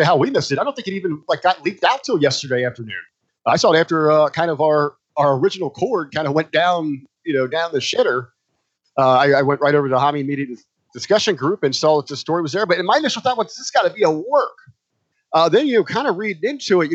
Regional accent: Cincinnati, Ohio, United States; I grew up in Cincinnati. West side of Cincinnati

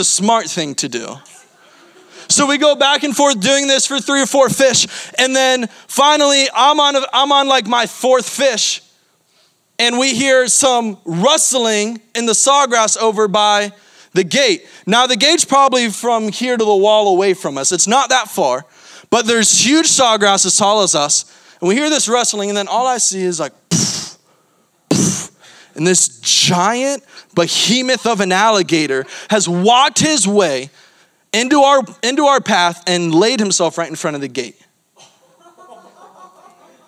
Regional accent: Florida, United States; I'm from Florida

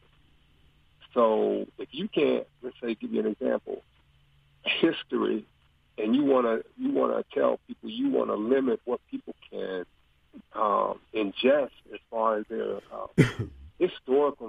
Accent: United States; also born or lived in Orlando, Florida; now in Mississippi, United States; originally from the Washington, D.C., Maryland, Virginia area

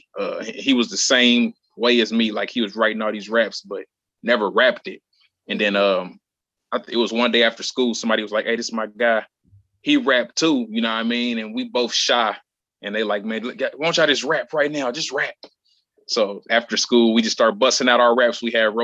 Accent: Indianapolis, Indiana, United States; Born and raised in Indianapolis, Indiana

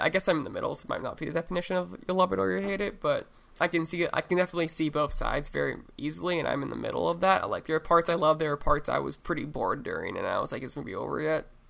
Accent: Oregon, United States; in my home state

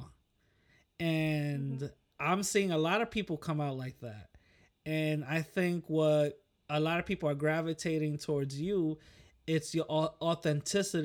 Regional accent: New York, United States; I'm from New York, so we got our own little, you know, we got our own little way of, you know, talking

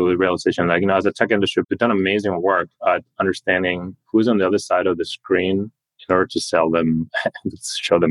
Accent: Spain; moved away as an adult; also born or lived in New York / Boston / Switzerland; now in Silicon Valley, United States; I grew up in Europe, in Spain, went to German school, then kind of immigrated to America to go to college

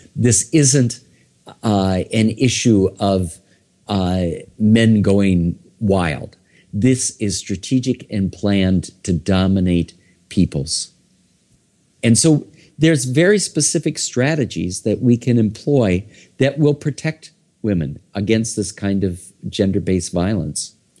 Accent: Iowa, United States; also born or lived in Minnesota; now in New York City, United States; originally, I am from Iowa.

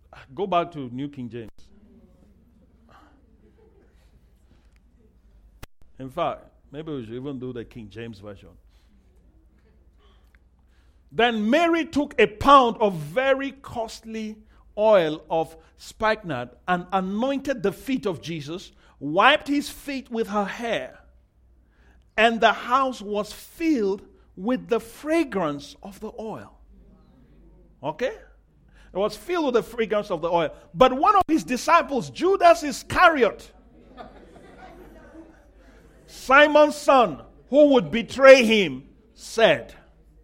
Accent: Nigeria; I'm Nigerian

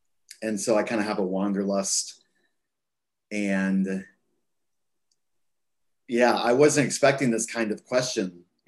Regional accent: Texas, United States; I think I've probably been shaped mostly by growing up in Texas. And I think I think when you grow up in Texas, you have a very specific view of the United States.

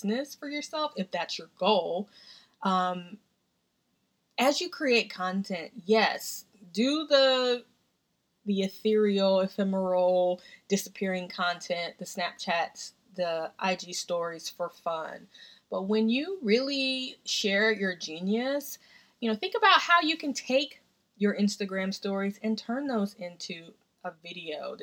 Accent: Tennessee, United States; now in Washington, D.C., United States; We grew up together in Tennessee.

